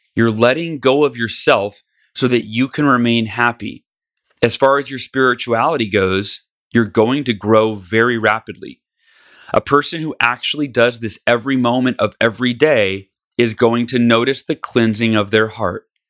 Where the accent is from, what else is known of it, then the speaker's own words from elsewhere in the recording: California, United States; moved away; back to my home state where I was, uh, born and grew up